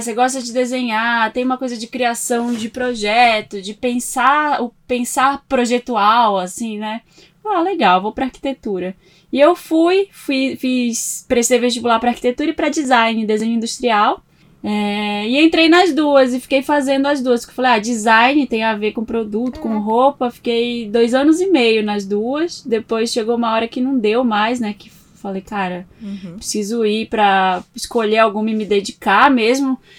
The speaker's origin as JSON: {"language": "Portuguese", "town": "Belém", "region": "Pará", "country": "Brazil", "tie": "born or raised there", "moved": "as an adult", "lives_now": "São Paulo, Brazil", "said": "eu sou de Belém do Pará, nasci lá, cresci muito com uma coisa de moda na cabeça"}